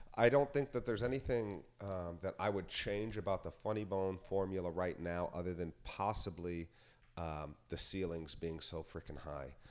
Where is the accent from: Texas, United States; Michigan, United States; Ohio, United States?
Ohio, United States; Yellow Springs; Yellow Springs is my hometown